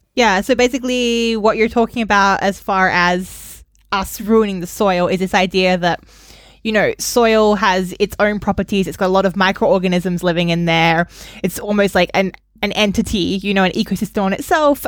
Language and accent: English; Australia; moved away; growing up in Australia